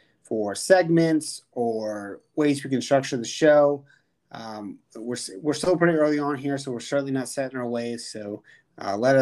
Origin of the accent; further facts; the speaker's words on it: Lexington, Virginia, United States; growing up in Lexington, Virginia